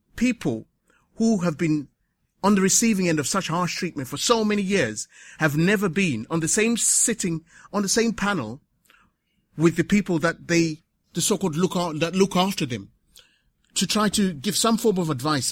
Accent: Zimbabwe; also born or lived in Waltham Forest, London; now in London, United Kingdom; coming from Southern Africa, because this is where I come from, I come from Zimbabwe

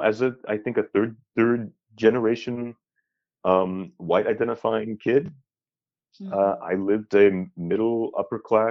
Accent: Los Angeles, California, United States; moved away as an adult; now in Oregon, United States; I grew up in Los Angeles

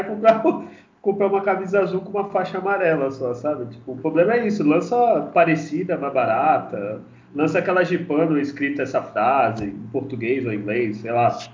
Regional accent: Santos, São Paulo, Brazil; Como eu sou de Santos

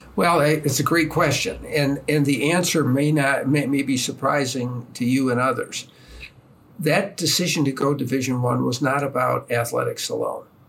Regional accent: East Lansing, Michigan, United States; moved away; I grew up in East Lansing in the shadow of Michigan State

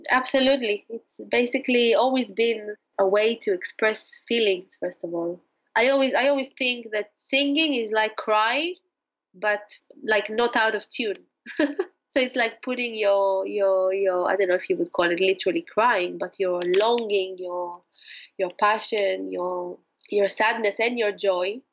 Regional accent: Jerusalem, Jerusalem District, Israel; moved away; also born or lived in Spain / England / Morocco; I was born in Jerusalem

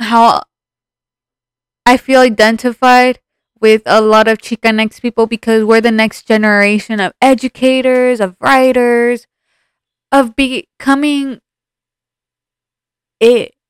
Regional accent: United States; Even though I'm American, I'm Mexican-American because I am still so connected to where my mom was raised

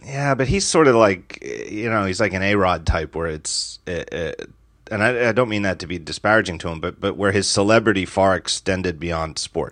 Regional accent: United States; as an American

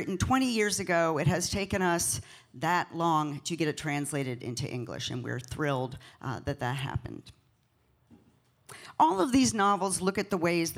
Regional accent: United States; I'm an American writer.

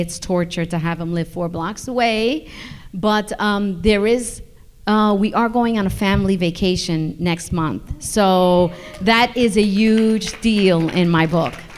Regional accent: New York, United States; I'm from New York

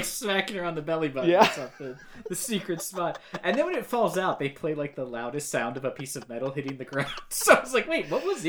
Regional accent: United States; I'm American

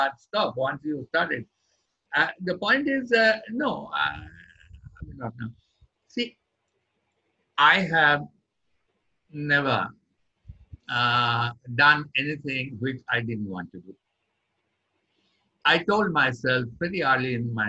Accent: Kolkata, West Bengal, India; now in Delhi, India; originally born and brought up in Calcutta. I came to Delhi when my father was transferred here, and then I did my university in Delhi

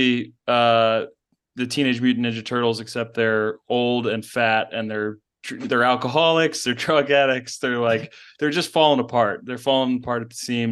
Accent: Baltimore, Maryland, United States; I'm from Baltimore

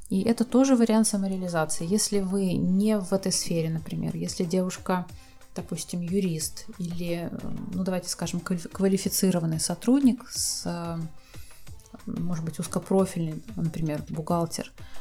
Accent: Russia; now in Turkey; я сама из России, и вот в тот момент, когда я ступила на турецкую землю, сошла с самолета со своими чемоданами, у меня откуда ни возьмись появилось ощущение легкости.

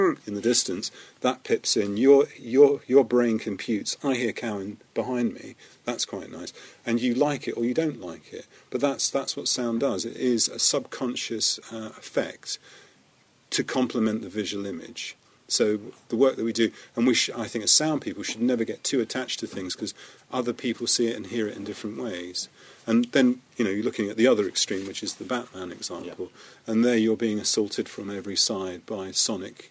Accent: United Kingdom; as a British, we were a British sound crew

